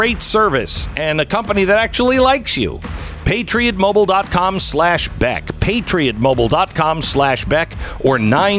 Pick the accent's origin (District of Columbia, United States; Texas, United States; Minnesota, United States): Texas, United States; So, here in my home state of Texas